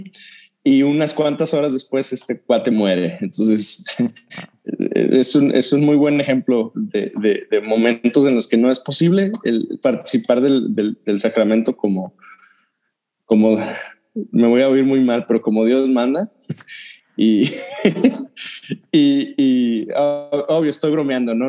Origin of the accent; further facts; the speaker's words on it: Dolores Hidalgo, Guanajuato, Mexico; Yo soy de, yo crecí en Dolores y algo Guanajuato.